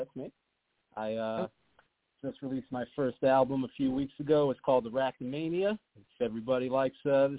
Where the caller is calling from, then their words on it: Philadelphia, Pennsylvania, United States; moved away; I'm calling from Philly.